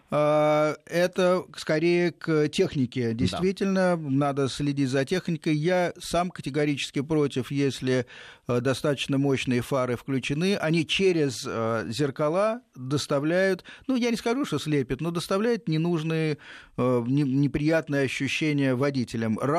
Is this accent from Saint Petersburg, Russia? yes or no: no; Podolsk, Moscow Oblast, Russia; я из Подмосковья, город Подольск.